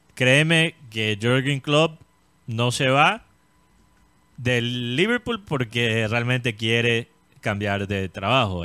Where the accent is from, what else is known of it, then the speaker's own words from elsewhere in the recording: Colombia; estoy contento como colombiano